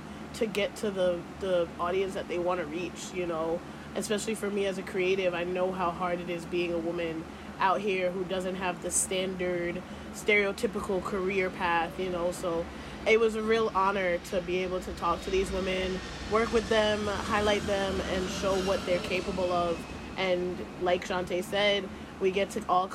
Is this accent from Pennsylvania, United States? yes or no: no; New York City, New York, United States; the inner Queens girl inside of me because I am from Southside Jamaica